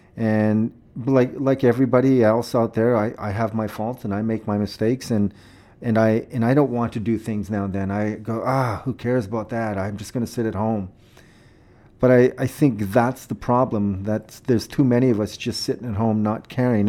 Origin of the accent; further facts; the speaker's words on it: Saskatoon, Saskatchewan, Canada; Well, I grew up here. I grew up in Saskatoon. I was born here.